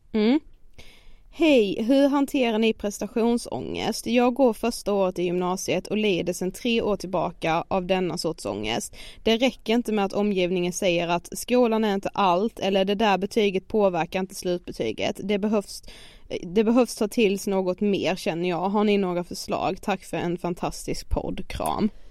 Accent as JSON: {"language": "Swedish", "town": "Karlshamn", "region": "Blekinge", "country": "Sweden", "tie": "born or raised there", "moved": "as an adult", "lives_now": "Stockholm, Sweden", "said": "varit hemma i Karlshamn nu i så här två veckor"}